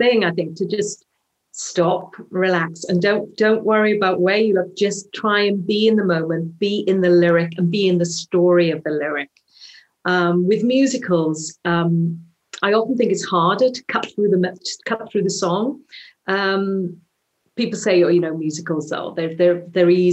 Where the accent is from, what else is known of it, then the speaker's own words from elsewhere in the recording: Swansea, Wales, United Kingdom; accent: Welsh; a Welsh accent, which is my hometown, Swansea